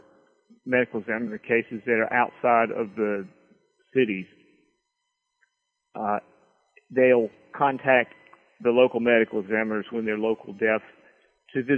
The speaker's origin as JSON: {"language": "English", "region": "rural Virginia", "country": "United States", "tie": "born or raised there", "said": "this is my hometown that I write about"}